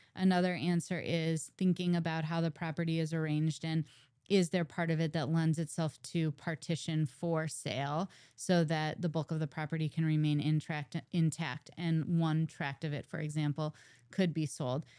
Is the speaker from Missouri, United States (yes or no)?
yes; St. Louis, Missouri, United States; moved away; I'm originally from Saint Louis, and I moved back to town to go to law school at WashU